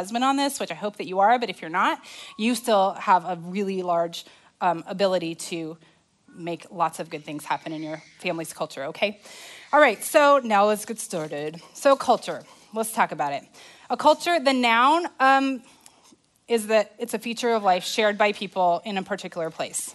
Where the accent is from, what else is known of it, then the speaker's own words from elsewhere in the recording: Arizona, United States; now in Texas, United States; I'm from Arizona